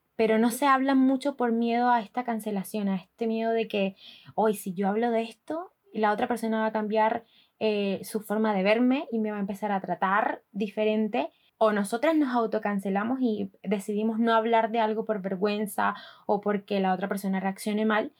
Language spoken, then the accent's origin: Spanish; Barranquilla, Atlántico, Colombia; moved away as an adult; now in Chile; yo soy de Barranquilla, ciudad